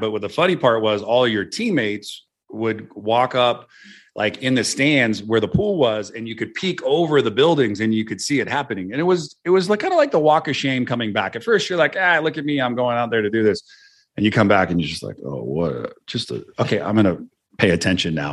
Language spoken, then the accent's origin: English; Santa Cruz, California, United States; where I grew up in Santa Cruz